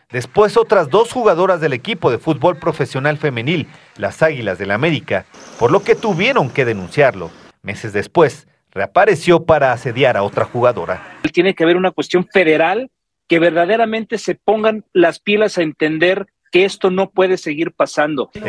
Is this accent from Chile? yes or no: yes; Chile; Bueno, nosotros venimos de Chile y allá no es, no es tan caluroso como, como